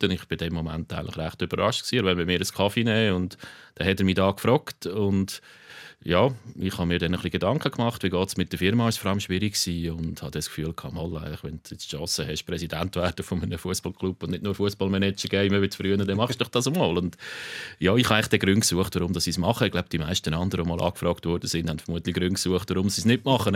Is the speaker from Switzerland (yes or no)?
yes; Aarau, Aargau, Switzerland; mein Vater ist dann von Chur hat dann eine Frau kennengelernt aus der Region Aarau, das ist meine Mutter und so bin ich dann in Aarau